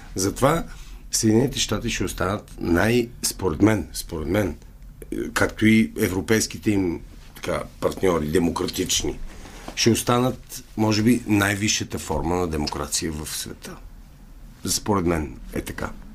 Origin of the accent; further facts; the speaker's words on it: Bulgaria; moved away as an adult; also born or lived in Canada; аз казвам от България